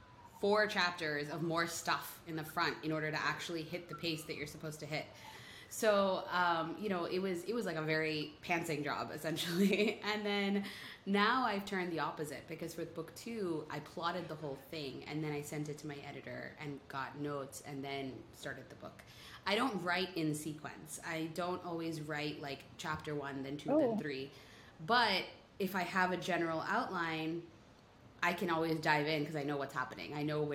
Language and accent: English; India; as an Indian who reads the book, it's very possible that someone could be like, oh, I kind of see a little different.